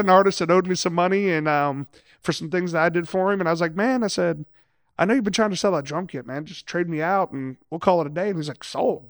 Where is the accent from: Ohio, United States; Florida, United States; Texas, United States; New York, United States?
Ohio, United States; Lima; moved away as an adult; I'm originally from Lima, Ohio. So yes, I, I am a Yankee